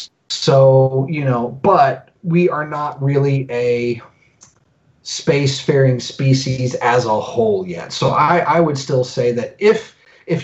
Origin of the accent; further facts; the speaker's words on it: Indiana, United States; moved away; also born or lived in Colorado / Alabama; So I was born in Colorado. We moved to Indiana when I was a little kid.